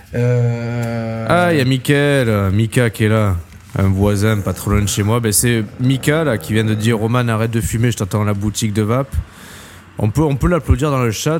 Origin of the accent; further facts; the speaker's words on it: Marseille, Provence-Alpes-Côte d'Azur, France; moved away as an adult; now in Metz, France; maintenant je suis plus à Marseille, mais je suis Marseillais